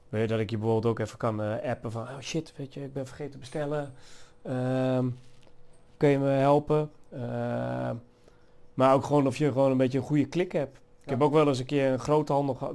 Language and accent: Dutch; Achterhoek, Gelderland, Netherlands; moved away; En ik kom oorspronkelijk uit de Achterhoek. En in de Achterhoek word je al wat meer opgevoed met rockmuziek